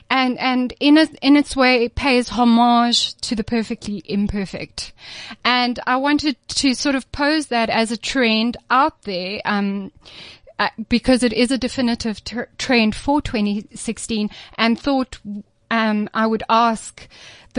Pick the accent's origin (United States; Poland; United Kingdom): United Kingdom; Scotland; I'm Scottish